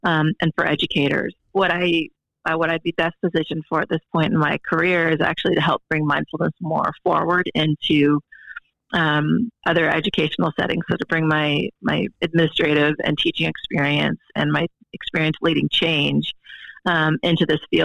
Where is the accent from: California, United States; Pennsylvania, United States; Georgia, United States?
California, United States; Berkeley; I grew up in Berkeley, California